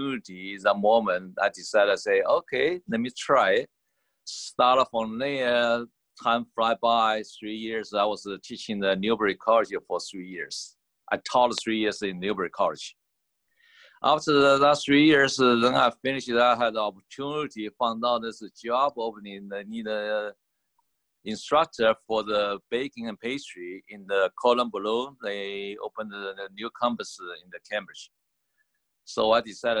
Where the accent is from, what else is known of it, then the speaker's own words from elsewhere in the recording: Taiwan; also born or lived in Boston, United States; now in United States; My personal origin is from the Taiwan. And come to the United States was probably 1982.